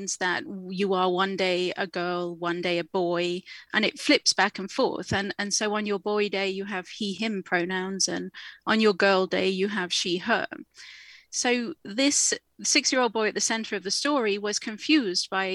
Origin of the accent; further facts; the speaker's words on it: England, United Kingdom; now in Canada; as you can probably tell from my accent, I am from the UK, I am from England